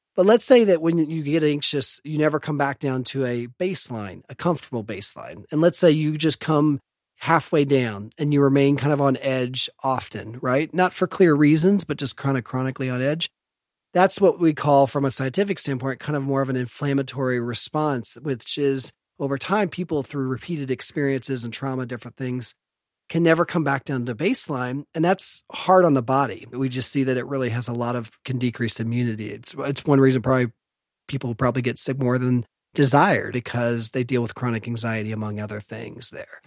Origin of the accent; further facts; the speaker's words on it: Evansville, Indiana, United States; moved away as an adult; also born or lived in St. Louis; I was born in Indianapolis, but I grew up on the west side of Evansville